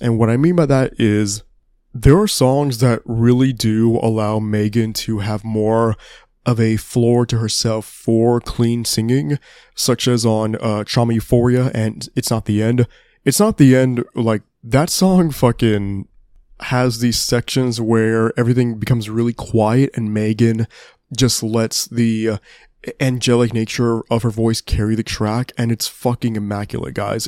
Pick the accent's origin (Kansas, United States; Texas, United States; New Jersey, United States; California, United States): Texas, United States; my home state